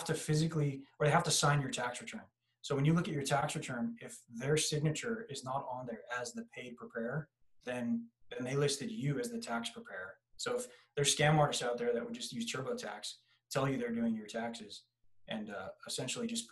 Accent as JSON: {"language": "English", "town": "San Diego", "region": "California", "country": "United States", "tie": "born or raised there", "said": "born and raised in San Diego, California"}